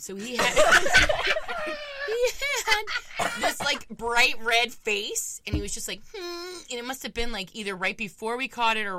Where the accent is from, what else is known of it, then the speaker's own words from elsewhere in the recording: Florida, United States; We got two Floridians on the show today.